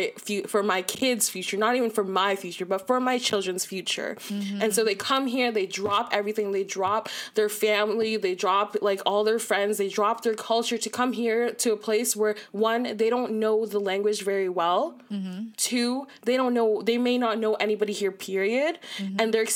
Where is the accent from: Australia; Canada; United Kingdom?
Canada; Toronto, Ontario; I'm from Malvern.